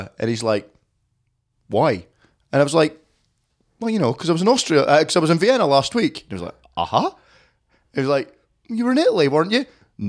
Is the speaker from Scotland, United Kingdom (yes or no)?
yes; Scotland, United Kingdom; As a Scottish person, I felt quite at home.